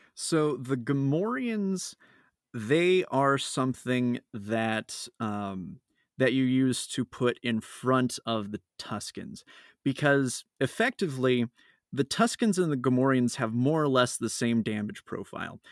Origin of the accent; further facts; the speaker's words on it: Phoenix, Arizona, United States; I'm from Phoenix, Arizona